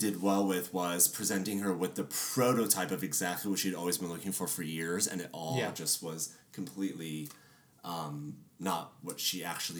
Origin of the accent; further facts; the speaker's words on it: France; now in United States; I was born abroad in France, but my parents were from Iran.